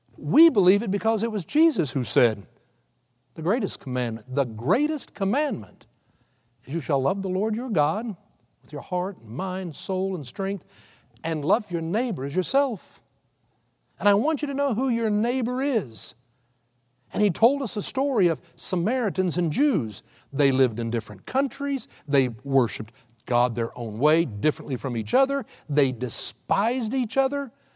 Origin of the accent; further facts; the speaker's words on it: Texas, United States; moved away as an adult; now in Oklahoma City, United States; I have spent still more than half my life growing up in Texas